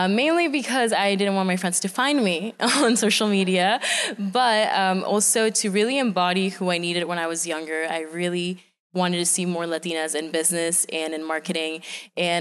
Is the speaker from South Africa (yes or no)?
no; Venezuela; now in United States; I'm originally from Venezuela, and I am an immigrant entrepreneur. I started my business once I moved to the U.S.